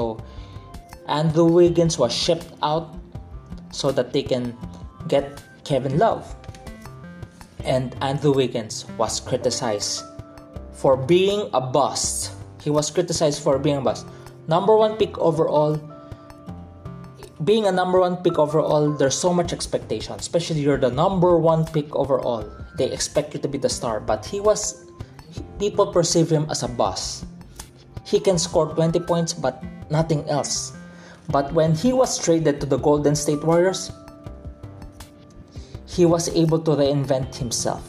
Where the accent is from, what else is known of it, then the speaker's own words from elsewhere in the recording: Philippines; I'm a Filipino, I'm from the Philippines